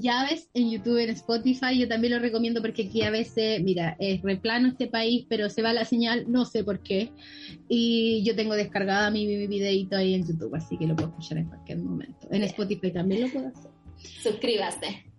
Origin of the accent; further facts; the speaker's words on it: Chile; moved away as an adult; now in Canada; en Chile, en mi país, que todavía no me siento que estoy acá, llevo cinco meses y mi cabeza está todavía en Chile.